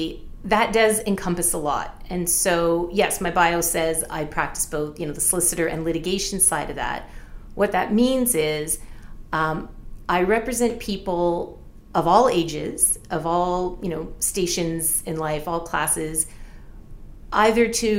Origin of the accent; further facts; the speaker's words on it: Windsor, Ontario, Canada; also born or lived in Ottawa; I was born in Ottawa, actually, but my family left there when I was six and I grew up in Windsor